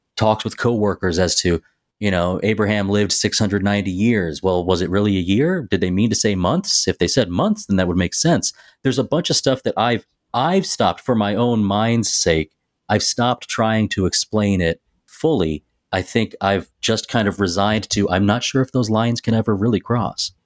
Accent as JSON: {"language": "English", "region": "Tennessee", "country": "United States", "moved": "yes", "said": "I'm from Tennessee"}